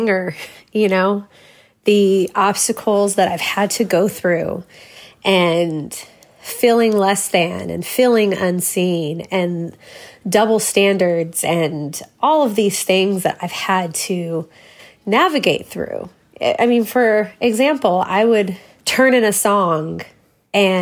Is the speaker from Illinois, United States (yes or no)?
no; Waco, Texas, United States; also born or lived in Crawford, Texas; I grew up in Waco, Texas, or Crawford, Texas